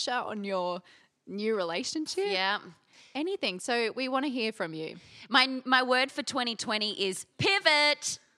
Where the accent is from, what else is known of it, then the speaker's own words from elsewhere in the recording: Brisbane, Queensland, Australia; I hail from Brisbane.